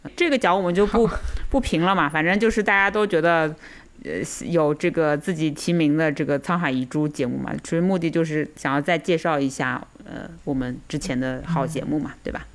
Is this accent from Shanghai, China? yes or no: yes; Shanghai, China; 我们还是怎么讲，土生土长的嘛，对吧？上海人